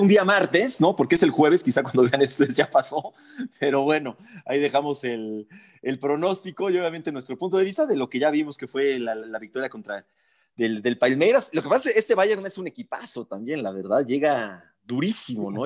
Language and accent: Spanish; Mexico; si nos representa o no como mexicanos